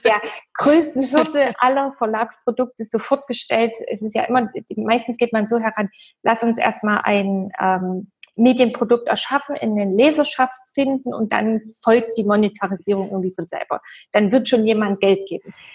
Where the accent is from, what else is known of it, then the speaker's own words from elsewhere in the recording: East Germany, Germany; ich komme ja aus dem Osten